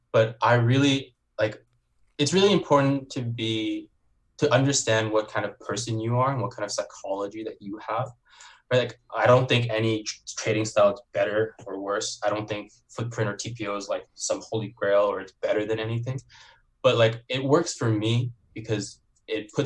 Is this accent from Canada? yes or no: yes; Canada; also born or lived in Beijing, China; I was born in Beijing. I'm Chinese. I grew up in Canada